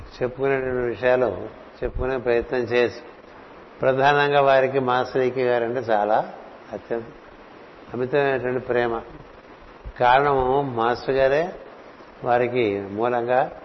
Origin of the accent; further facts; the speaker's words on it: Visakhapatnam, Andhra Pradesh, India; born or raised there